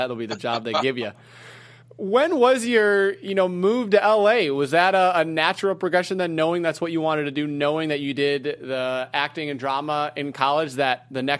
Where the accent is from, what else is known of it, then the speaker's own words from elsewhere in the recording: Midwest, United States; I grew up in the Midwest. I know how it is.